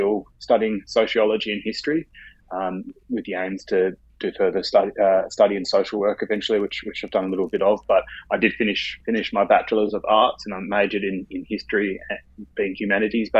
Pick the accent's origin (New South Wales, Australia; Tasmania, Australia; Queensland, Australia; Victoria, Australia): Tasmania, Australia; Hobart; I was born in Hobart, Tasmania